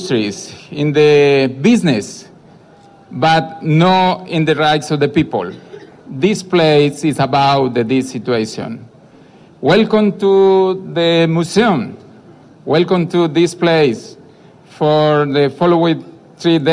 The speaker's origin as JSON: {"language": "English", "country": "Colombia", "said": "I come from Colombia"}